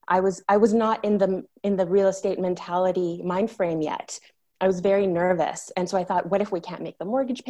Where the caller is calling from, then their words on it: Ojochal, Puntarenas, Costa Rica; I'm zooming in from a little town called Ojochal, which is in Costa Rica on the Pacific coast.